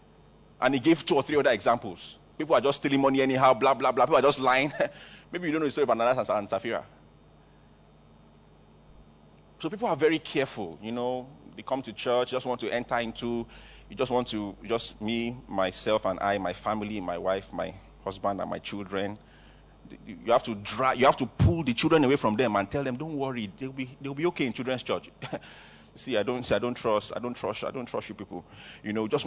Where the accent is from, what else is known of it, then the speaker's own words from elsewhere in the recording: Canada; now in Nigeria; If you are Igbo, don't make fun of me. I'm Igbo too, but you see, I'm actually from Canada, like my pastor. I'm just here in Nigeria because of you.